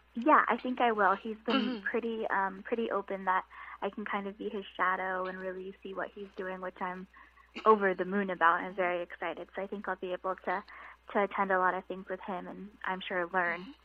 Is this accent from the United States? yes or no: yes; Southern California, United States; moved away as an adult; now in Washington DC, United States; I'm originally from Southern California, so California native